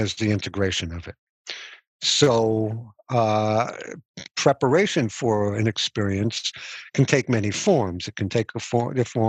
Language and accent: English; United States; I was born in America